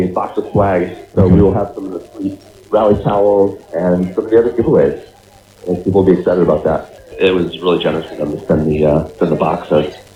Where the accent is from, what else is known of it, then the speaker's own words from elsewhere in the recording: Woodbury, Minnesota, United States; moved away as an adult; now in Boston, United States; I grew up in Woodbury, Minnesota